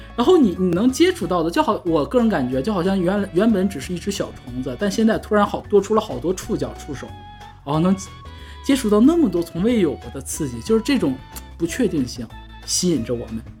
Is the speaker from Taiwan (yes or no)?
no; Northeast China, China; 我们东北人说话不外道